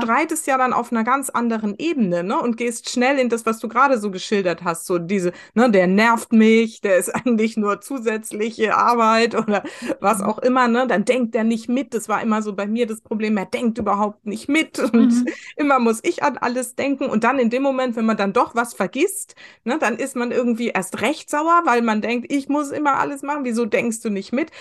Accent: West Germany, Germany; ich bin im Westen groß geworden

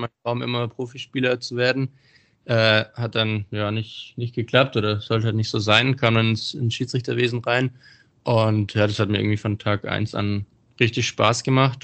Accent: Bietigheim-Bissingen, Baden-Württemberg, Germany; ich bin ja aus Bietigheim

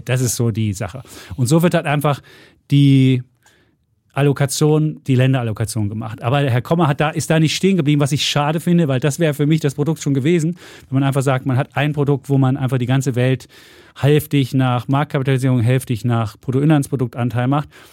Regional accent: East Germany, Germany; wir Ossis waren

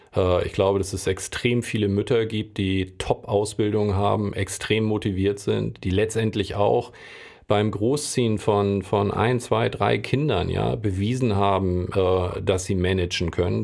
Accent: Hamburg, Germany; ich bin Hamburger, ich liebe Hamburg

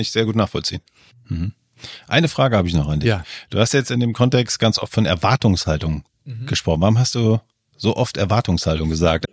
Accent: Germany; in Deutschland aufgewachsen

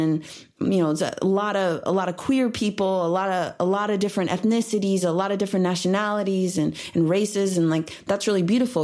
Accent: Illinois, United States; now in Los Angeles, United States; growing up in Illinois

